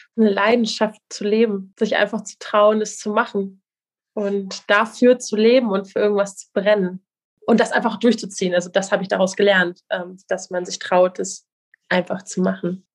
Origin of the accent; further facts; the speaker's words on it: Kiel, Schleswig-Holstein, Germany; Die Strander Bucht, also die, wo ich groß geworden bin, vor Kiel